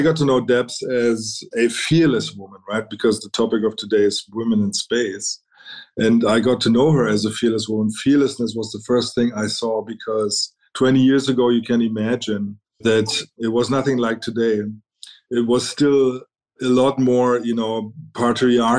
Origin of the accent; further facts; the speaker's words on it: Berlin, Germany; moved away as an adult; also born or lived in United Kingdom / China; I was born and raised in Berlin, East Berlin for that matter